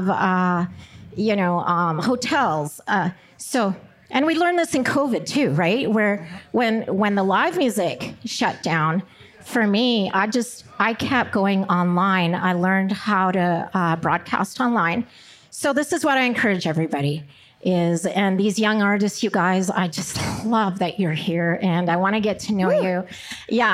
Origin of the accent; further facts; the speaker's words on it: Chile; moved away; I'm Latina. I was born in Chile